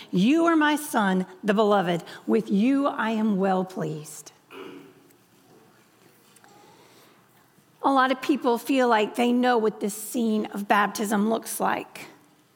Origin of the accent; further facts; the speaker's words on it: Louisiana, United States; moved away; I'm from, the great state of Louisiana. But what you may not have connected was that I'm from Jimmy Swaggartville. I'm from the town of Jimmy Swaggart